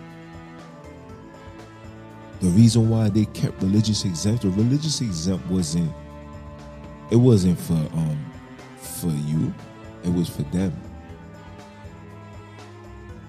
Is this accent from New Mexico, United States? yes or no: no; New York City, New York, United States; I was born in Kings County Hospital. I'm a Brooklyn baby to the core. All I know is Brooklyn.